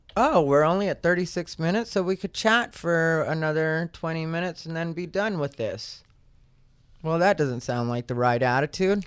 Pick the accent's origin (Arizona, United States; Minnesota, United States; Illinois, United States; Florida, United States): Arizona, United States; I'm from Arizona